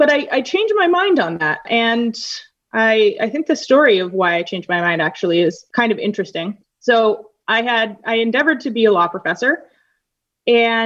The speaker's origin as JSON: {"language": "English", "town": "Winnipeg", "region": "Manitoba", "country": "Canada", "tie": "born or raised there", "also_born_or_lived": "Northern Ireland / Madison, Wisconsin", "moved": "as an adult", "said": "I am from Winnipeg, Manitoba, Canada"}